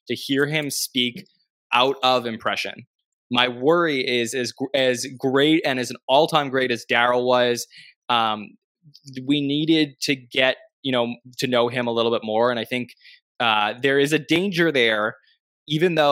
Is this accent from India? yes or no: no; Canada; I'm from Canada